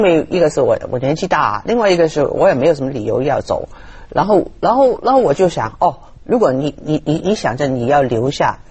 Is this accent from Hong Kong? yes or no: yes; Hong Kong; 我是殖民地的时代长大的人